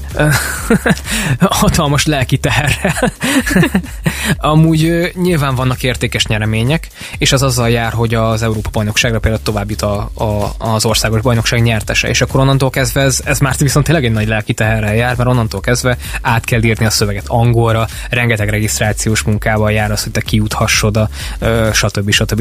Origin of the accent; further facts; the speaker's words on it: Mindszent, Csongrád-Csanád, Hungary; also born or lived in Szeged; én amúgy eredetileg Mindcentről jöttem